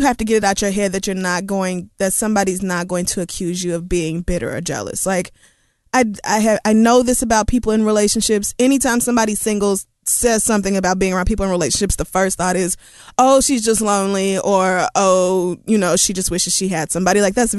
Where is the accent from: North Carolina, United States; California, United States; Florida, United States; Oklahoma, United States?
Oklahoma, United States; moved away; I grew up in Oklahoma and went to school in Oklahoma.